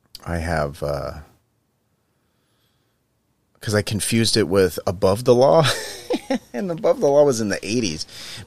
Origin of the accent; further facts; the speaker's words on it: California, United States; now in Austin, United States; And as a Californian, like... there's actually a lot of In-N-Out burgers in Austin as well.